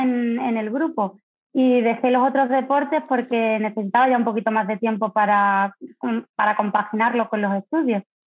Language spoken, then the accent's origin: Spanish; Don Benito, Extremadura, Spain; moved away as an adult; now in Seville, Spain; soy extremeña de Don Benito, pero afincada en Sevilla hace ya pues ocho o 9 años